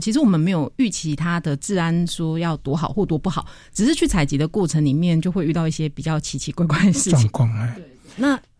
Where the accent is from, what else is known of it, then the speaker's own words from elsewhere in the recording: Taiwan; 我台湾来的。